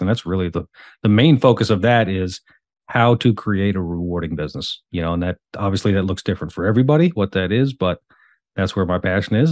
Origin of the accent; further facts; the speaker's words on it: the Hamptons, New York, United States; moved away as an adult; now in Charlotte, United States; I was born and raised in the Hamptons